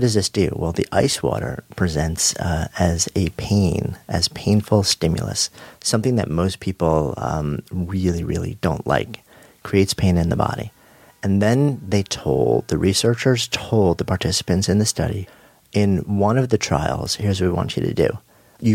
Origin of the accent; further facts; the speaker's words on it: New York, United States; I am a New Yorker, born and raised just outside of New York and of the city for going on 30 years now.